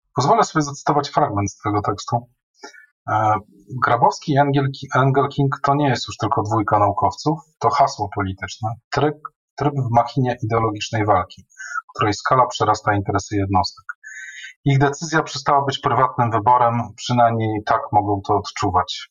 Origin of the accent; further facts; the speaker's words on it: a small town in north-eastern Poland, Poland; ja pochodzę z małej miejscowości na północnym wschodzie Polski